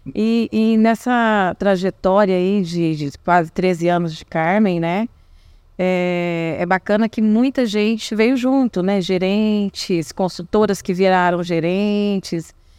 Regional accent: Paraná, Brazil; moved away as an adult; also born or lived in Rondônia / Acre; eu decidi voltar para o Paraná, porque eu sou do Paraná

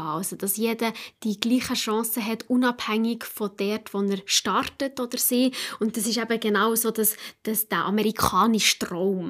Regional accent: Switzerland; bei uns in der Schweiz

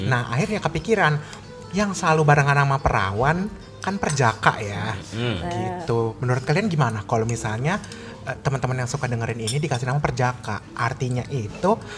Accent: Indonesia; tapi karena kita itu tumbuh dan besar di Indonesia otomatis diva acuannya itu diva-diva Indonesia gitu

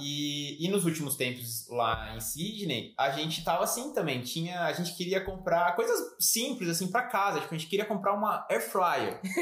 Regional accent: Brazil; moved away as an adult; now in Australia; A gente tá aqui há quatro anos, a gente não, não vai pro Brasil faz mais de um ano.

